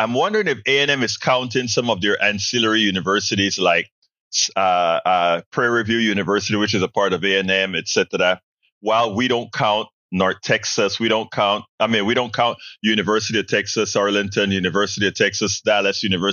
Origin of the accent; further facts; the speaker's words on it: Panama; now in Houston, United States; when we speak our Spanglish